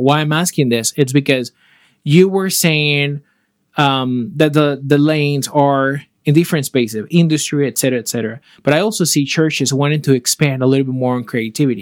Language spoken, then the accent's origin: English; Panama; moved away; I am from Panama